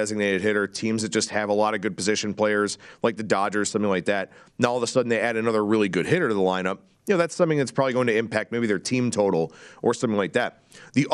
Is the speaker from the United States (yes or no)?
yes; Cleveland, Ohio, United States; the Cleveland Guardians, for example, my hometown team.